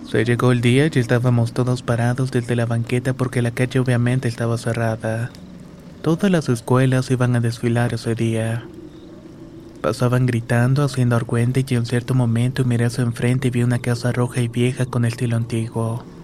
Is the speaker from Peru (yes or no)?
no; Monterrey, Nuevo León, Mexico; also born or lived in Ciudad Juárez, Mexico; Vivo en Monterrey, Nuevo León, pero nací en Ciudad Juárez, Chihuahua. Mis padres nos trajeron cuando tenía como un año de vida